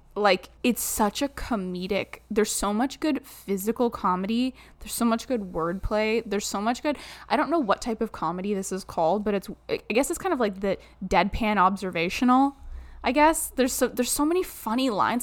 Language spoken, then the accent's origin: English; Southern Ontario, Canada; born or raised there